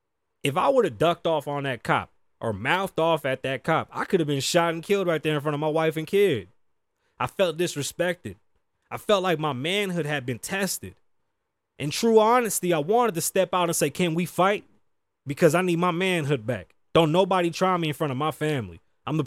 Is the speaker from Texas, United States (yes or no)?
no; New York, United States; now in Las Vegas, United States; And I'm from New York. Shit was lit. I got shot out there.